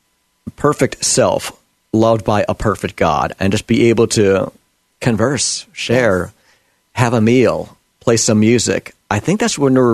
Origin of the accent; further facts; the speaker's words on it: New York, United States; the mentality in the mainstream media where I was raised back in New York